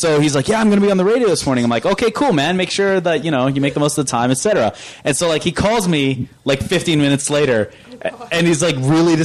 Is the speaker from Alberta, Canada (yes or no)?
yes; Fort McMurray, Alberta, Canada; growing up in Fort Mac, it's like you had the radio and it was like the two stations